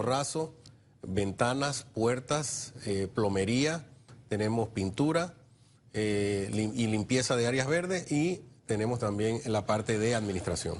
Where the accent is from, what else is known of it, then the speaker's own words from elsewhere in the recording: San Miguelito, Panamá Oeste, Panama; yo soy de San Miguelito